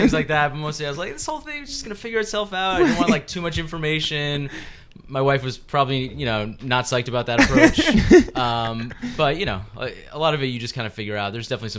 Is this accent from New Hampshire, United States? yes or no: yes; Brentwood, New Hampshire, United States; moved away; I am indeed from the Granite State, New Hampshire.